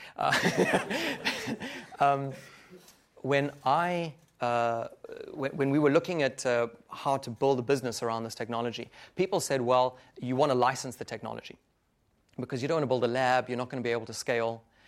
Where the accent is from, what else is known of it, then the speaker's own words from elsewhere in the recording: Johannesburg, Gauteng, South Africa; moved away; Africa, in Johannesburg, my hometown